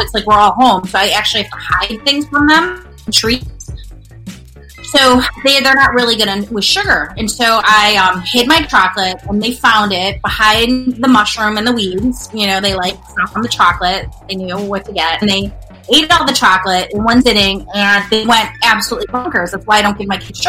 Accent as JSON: {"language": "English", "town": "Chicago", "region": "Illinois", "country": "United States", "tie": "born or raised there", "moved": "as an adult", "lives_now": "Los Angeles, United States", "said": "I was born and raised in Chicago."}